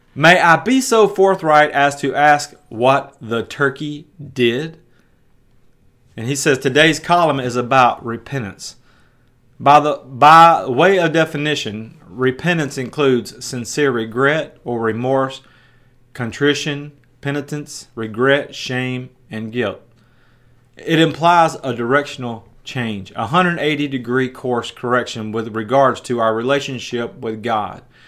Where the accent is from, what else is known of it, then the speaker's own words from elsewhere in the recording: Jackson, Tennessee, United States; my hometown in West Tennessee